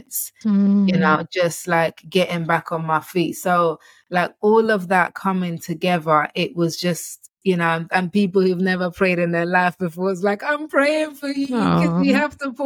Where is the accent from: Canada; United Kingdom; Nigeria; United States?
Nigeria; I'm Nigerian